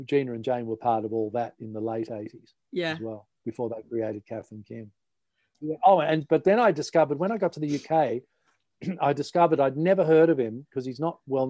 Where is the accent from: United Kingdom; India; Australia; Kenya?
Australia; Melbourne, Victoria; now in Sydney, Australia; we grew up in Australia on Melbourne TV.